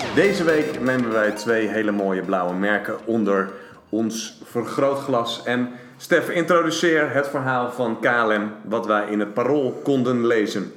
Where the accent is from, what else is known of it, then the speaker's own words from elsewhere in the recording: Netherlands; we als Nederlanders